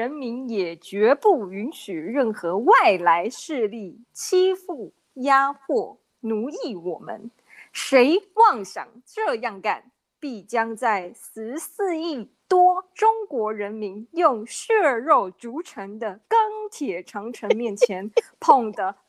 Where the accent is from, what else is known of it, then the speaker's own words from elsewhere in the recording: Taiwan; also born or lived in Philippines; 我们是台湾人